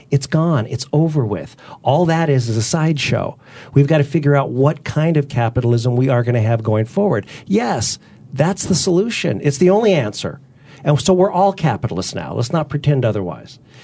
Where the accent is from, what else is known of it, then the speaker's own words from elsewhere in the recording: Utah, United States; also born or lived in Southern California; I was, I was born in Southern California. I'm the son of a, a, a minister and a teacher. And at a very early age, we moved, I was a year old, we moved to Utah